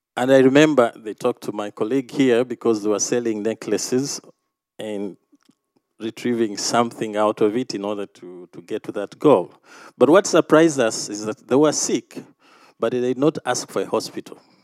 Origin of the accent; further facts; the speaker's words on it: Uganda; coming from Uganda